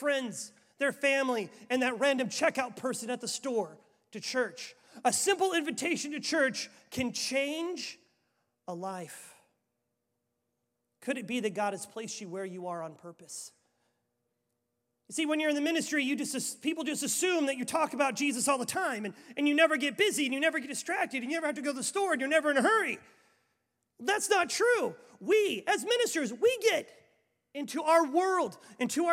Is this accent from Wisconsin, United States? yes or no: yes; Waupaca, Wisconsin, United States; born or raised there